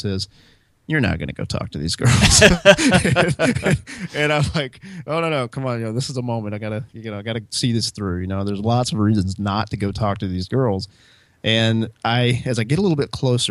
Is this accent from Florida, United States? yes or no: no; Alabama, United States; moved away as an adult; also born or lived in Hawaii / Orlando; I grew up in Alabama